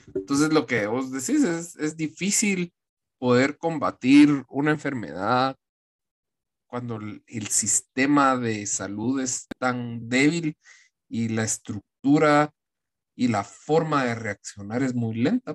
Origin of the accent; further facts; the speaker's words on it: Guatemala; como guatemalteco